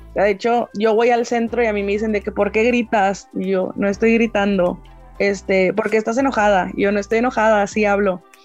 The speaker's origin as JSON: {"language": "Spanish", "country": "Mexico", "said": "yo soy de México"}